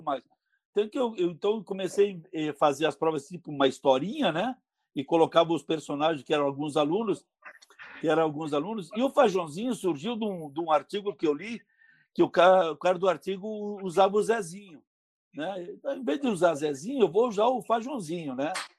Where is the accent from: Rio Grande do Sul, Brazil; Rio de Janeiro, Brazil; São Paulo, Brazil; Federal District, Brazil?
Rio Grande do Sul, Brazil; Bento Gonçalves; now in Caxias do Sul, Brazil; eu, sou de Bento Gonçalves. Quando eu vim morar em Caxias